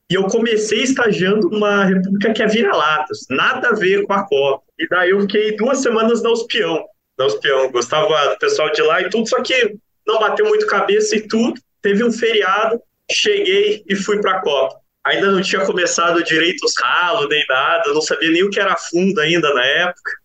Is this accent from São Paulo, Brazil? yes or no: no; Curitiba, Paraná, Brazil; moved away as an adult; now in Piracicaba, Brazil; Eu sou lá de Curitiba.